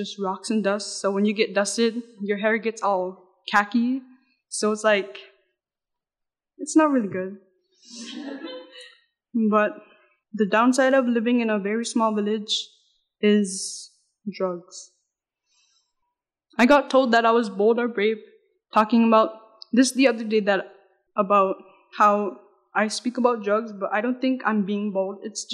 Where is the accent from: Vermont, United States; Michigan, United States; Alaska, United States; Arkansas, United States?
Alaska, United States; Noatak; I love my culture and where I grew up, which is Noatak